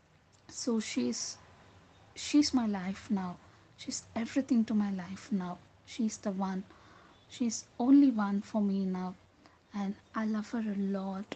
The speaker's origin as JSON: {"language": "English", "town": "Bangalore", "region": "Karnataka", "country": "India", "said": "I'm from Bangalore"}